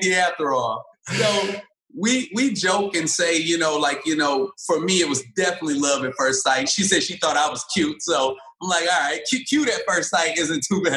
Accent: Detroit, Michigan, United States; moved away as an adult; also born or lived in Springfield, Illinois / Inkster, Michigan / Ohio; now in Los Angeles, United States; born in Springfield, Illinois, if you want to start back that far. But I was raised in Detroit, Michigan and Inkster, Michigan

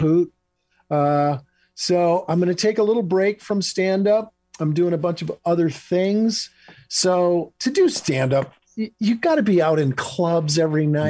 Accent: Michigan, United States; moved away as an adult; also born or lived in Los Angeles; I'm in Michigan. I moved oh. back to oh. my home state of Michigan with my wife

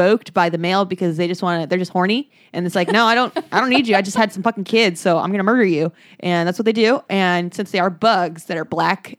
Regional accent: California, United States; as a Californian

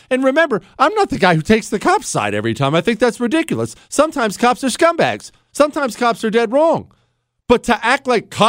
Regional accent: Ohio, United States; also born or lived in Montana; as you know, I'm from Ohio and Montana. So I I i lived most of my life in the country

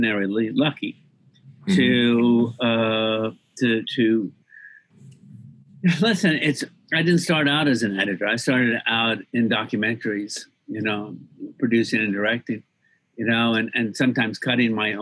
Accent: Montgomery, Alabama, United States; also born or lived in England; I grew up mainly in the Deep South

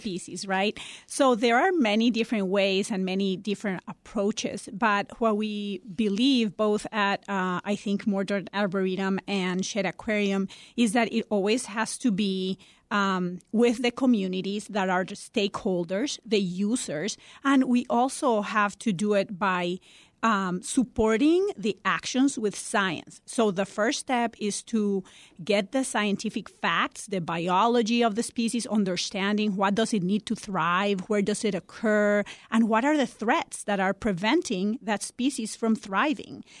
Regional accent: Costa Rica; now in Chicago, United States; I'm originally from Costa Rica

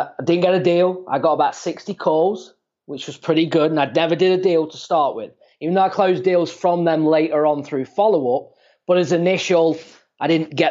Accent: England, United Kingdom; moved away as an adult; now in Phoenix, United States; I'm from England originally. Yeah. So I moved out to the States. It's coming up to like 6 years.

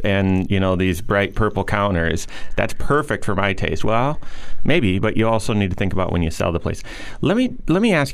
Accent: Grand Rapids, Michigan, United States; moved away as an adult; also born or lived in East Lansing, Michigan; now in South Bend, United States; I grew up, born and raised in Grand Rapids.

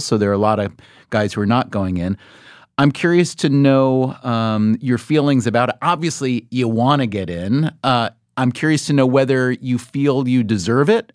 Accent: New York, United States; a great career as a New Yorker

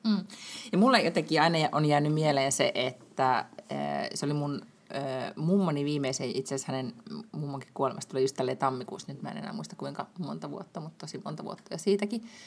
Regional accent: Lahti, Päijät-Häme, Finland; moved away; me ollaan molemmat lahesta kotoisin

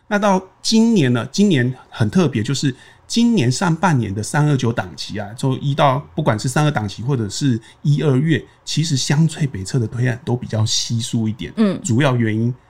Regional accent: Taiwan; 可能我们台湾人觉得啊要求过那里很细间

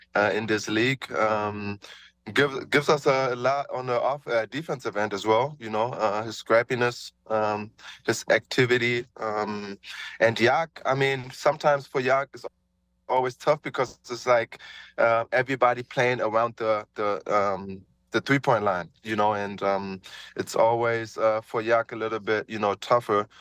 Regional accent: Germany; moved away as an adult; growing up in Germany, you know, um, little black dude, you know, uh, growing up there

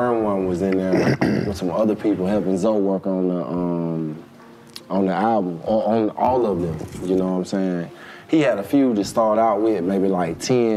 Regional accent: Atlanta, Georgia, United States; also born or lived in Los Angeles, United States; I'm from Atlanta

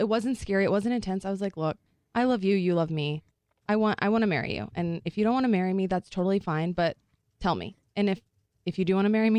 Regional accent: Texas, United States; moved away as an adult; also born or lived in Arizona; I grew up in Texas

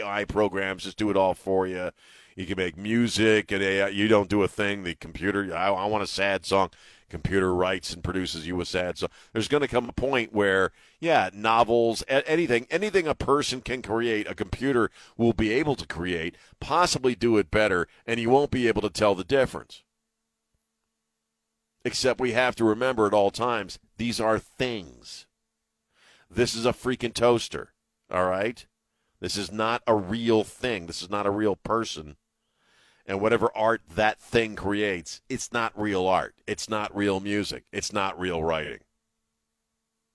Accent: Maryland, United States; also born or lived in Wilmington, Delaware; Growing up, I grew up in Maryland

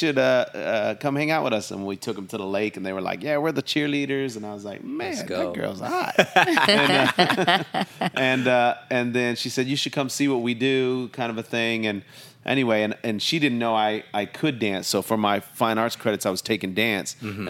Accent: Long Beach, California, United States; also born or lived in San Diego / Oxnard / Seattle; Well, I'm from around here, Long Beach. I was born in Long Beach, California. My dad was in the Navy, so we moved up and down the coast, San Diego, Long Beach, Oxnard, even up north to Seattle for a brief time.

